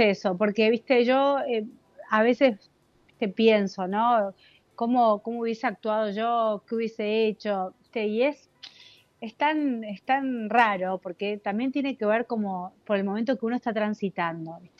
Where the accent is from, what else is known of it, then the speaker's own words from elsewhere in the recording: Cipolletti, Río Negro, Argentina; moved away; also born or lived in La Plata; cuando me fui de Cipoletti, em, me fui a vivir a La Plata